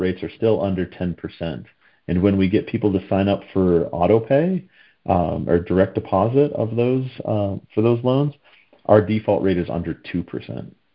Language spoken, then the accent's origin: English; the Northeast of the U.S., United States; also born or lived in Pennsylvania / Washington, D.C. metro area; I grew up in the Northeast of the U.S.